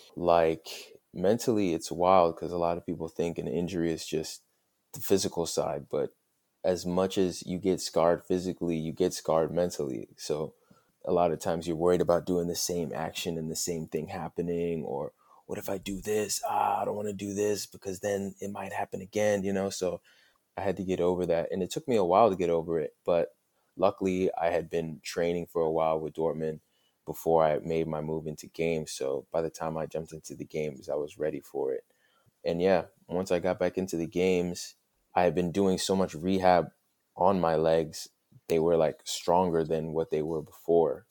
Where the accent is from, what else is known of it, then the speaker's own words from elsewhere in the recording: United States; moved away as an adult; now in Duisburg, Germany; like being back home for the first time, being on American soil